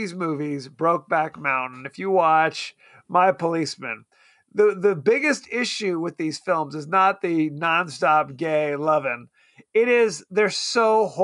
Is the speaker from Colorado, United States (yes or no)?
no; Palm Springs, California, United States; we grew up in Palm Springs